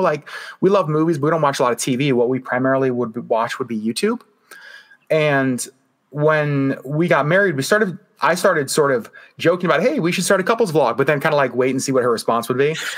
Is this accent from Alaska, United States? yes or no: yes; Alaska, United States; growing up in Alaska, you know, we don't have theme parks.